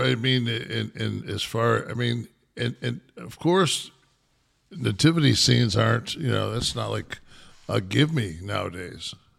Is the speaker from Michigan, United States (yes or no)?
yes; Detroit, Michigan, United States; I was born in Hartford Hospital in Detroit